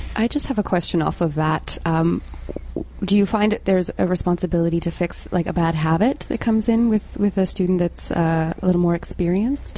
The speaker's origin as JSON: {"language": "English", "town": "Ottawa", "region": "Ontario", "country": "Canada", "said": "I'm from Ottawa."}